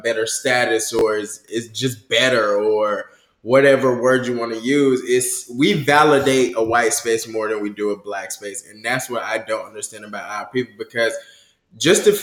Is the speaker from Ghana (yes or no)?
no; United States; I'm American